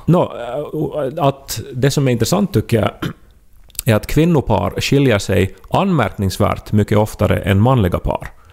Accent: Esse, Ostrobothnia, Finland; i Esse, alltså min hemby

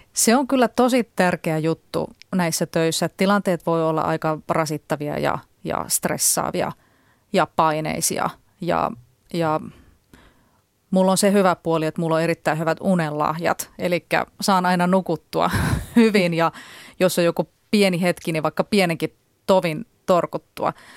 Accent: near Jyväskylä, Central Finland, Finland; moved away; mä oon kotoisin Keski-Suomesta ja ö, käyn siellä edelleen usein

